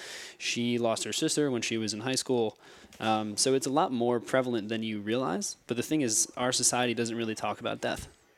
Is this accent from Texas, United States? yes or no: no; Morristown, New Jersey, United States; also born or lived in New York City; So, I'm a Morristown, New Jersey native. I grew up here. I was actually adopted from New York City. My family grew up here in Morristown, went to high school here, ended up going to Rutgers.